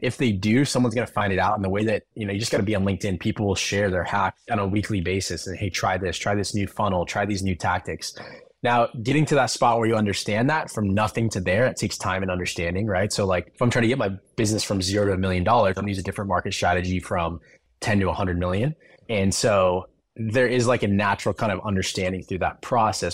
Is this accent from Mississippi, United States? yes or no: no; Arizona, United States; I grew up in Arizona